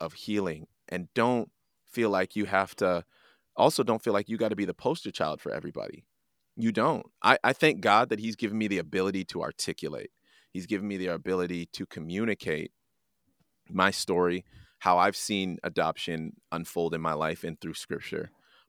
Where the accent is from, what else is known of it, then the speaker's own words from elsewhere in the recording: Canada; understanding where I came from and being proud of being Jamaican, but I'm also proud of being Canadian because of their faithfulness. I'm proud to wave both of those flags.